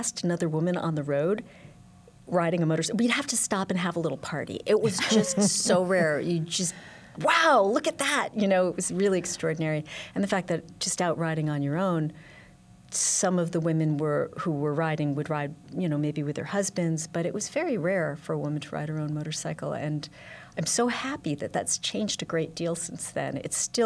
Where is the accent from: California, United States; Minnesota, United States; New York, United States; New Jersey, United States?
New York, United States; New York City; also born or lived in San Francisco; I am from New York City, and I was living in San Francisco briefly